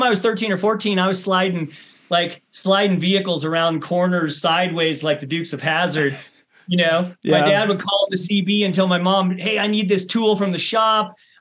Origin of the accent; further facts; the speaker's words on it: rural Missouri, United States; also born or lived in Bend, Oregon; now in Flagstaff, United States; I grew up on a 700-acre family farm